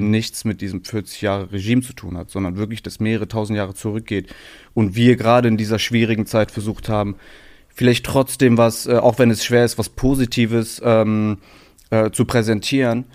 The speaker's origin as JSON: {"language": "German", "town": "Aachen", "region": "North Rhine-Westphalia", "country": "Germany", "tie": "born or raised there", "moved": "as an adult", "lives_now": "Berlin, Germany", "said": "Also es ist die Stadt, wo ich groß geworden bin, wo ich herkomme"}